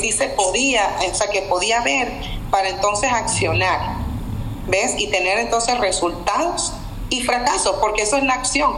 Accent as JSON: {"language": "Spanish", "country": "Venezuela", "moved": "as an adult", "lives_now": "North Carolina, United States", "said": "vengo de Venezuela, así como me dijiste, soy venezolana, vivo en Estados Unidos hace más de veinte años."}